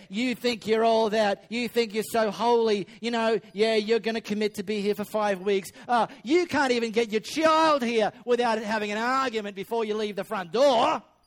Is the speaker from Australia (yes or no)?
yes; Perth, Western Australia, Australia; I grew up in High Wycombe. Uh, I went to high school in Les Murdy